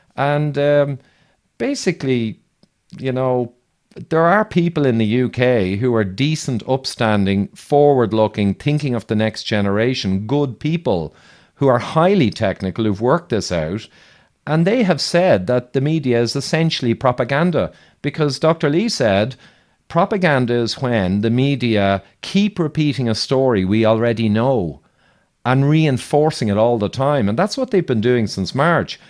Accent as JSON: {"language": "English", "country": "Ireland", "accent": "Irish", "said": "I'm Irish"}